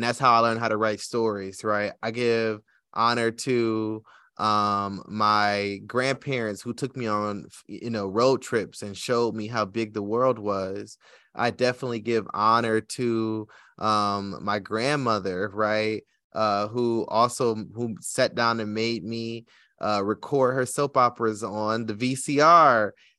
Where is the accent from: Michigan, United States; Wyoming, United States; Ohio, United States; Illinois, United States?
Michigan, United States; Detroit; I grew up in Detroit, which is one of the blackest cities in America, but I went to school in Southfield, which was a black suburb right on the edge, right, of Detroit, you know.